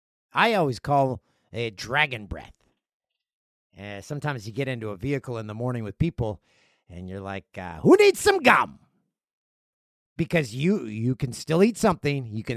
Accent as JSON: {"language": "English", "country": "Canada", "said": "How, mm-hmm. if you go to an Olympics as a Canadian, you need to go to it."}